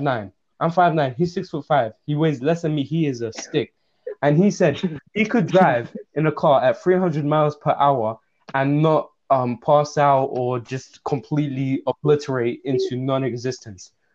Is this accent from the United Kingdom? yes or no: yes; England, United Kingdom; also born or lived in Russia; I grew up in England and I had a worse accent than you did.